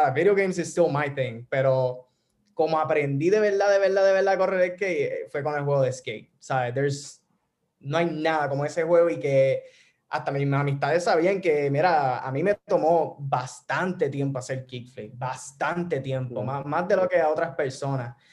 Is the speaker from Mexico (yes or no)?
no; Toa Baja, Puerto Rico; also born or lived in Bayamón / San Juan / Orlando; originalmente soy de Bayamón, pero fui criado en, o sea, toda mi vida en toda, este, toda alta, en, sí, alta, Levitown.